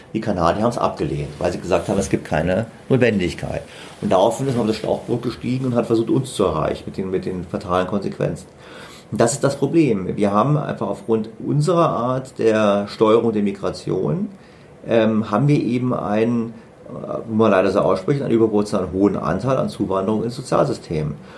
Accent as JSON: {"language": "German", "country": "Germany", "said": "wir Deutschen"}